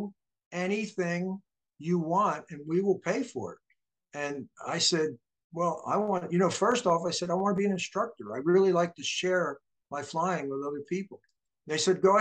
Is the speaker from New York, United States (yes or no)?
no; Delaware, United States; also born or lived in New Jersey / Baltimore, Maryland; I grew up in Delaware, although I was actually born in New Jersey